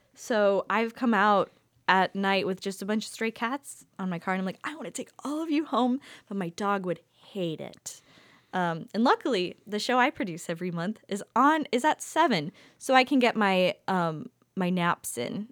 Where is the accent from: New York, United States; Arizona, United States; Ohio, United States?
Ohio, United States; Youngstown; moved away; I come from Youngstown where people are already on their second kid right now